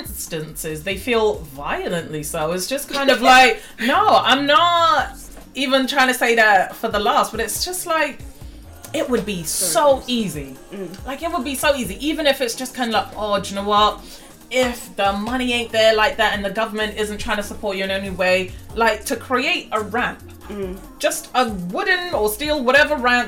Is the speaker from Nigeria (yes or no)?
yes; Nigeria; my home country of Nigeria